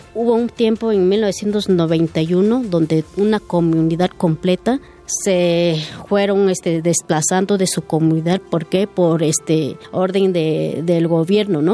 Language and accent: Spanish; San Juan Copala, Oaxaca, Mexico; somos de Copala